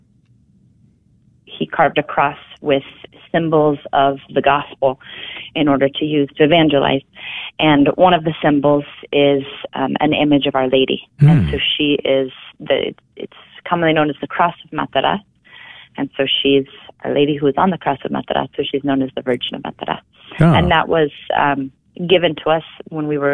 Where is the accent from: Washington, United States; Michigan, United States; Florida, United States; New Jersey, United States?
Washington, United States; Spokane; moved away as an adult; also born or lived in Atchison, Kansas; It's the birthplace of my religious family, but I was born and raised in Spokane, Washington